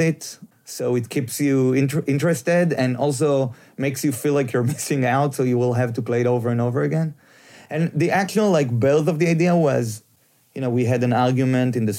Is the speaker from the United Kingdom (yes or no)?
no; Israel; moved away; I'm from Israel